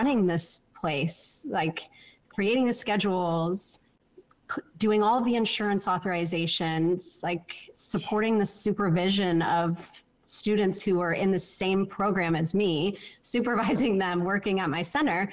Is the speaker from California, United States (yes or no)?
yes; Orange County, California, United States; moved away; also born or lived in Santa Barbara, California; I'm from Orange County, California.